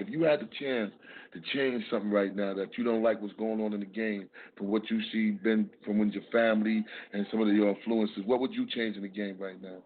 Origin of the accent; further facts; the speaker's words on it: New York City, New York, United States; I'm from Harlem, New York